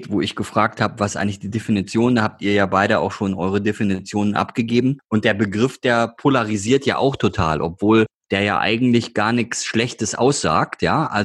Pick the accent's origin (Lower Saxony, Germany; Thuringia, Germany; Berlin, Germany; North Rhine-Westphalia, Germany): North Rhine-Westphalia, Germany; Duisburg; Also muss man nicht sagen, weiß jeder, ich bin Duisburger.